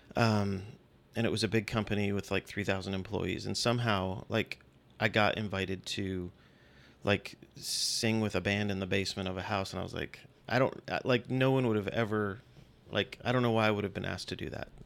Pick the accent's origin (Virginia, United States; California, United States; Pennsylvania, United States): Virginia, United States; born or raised there; also born or lived in Western New York / Austin, Texas